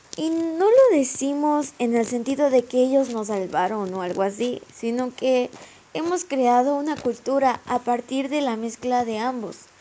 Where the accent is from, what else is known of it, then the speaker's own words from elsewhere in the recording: Mexico; nosotros como mexicanos